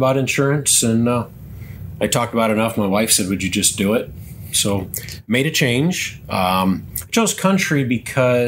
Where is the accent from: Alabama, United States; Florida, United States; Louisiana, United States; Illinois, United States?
Illinois, United States; Lanark; Grew up in the northwestern corner of the state of Illinois, a little town called Lanark, a small rural community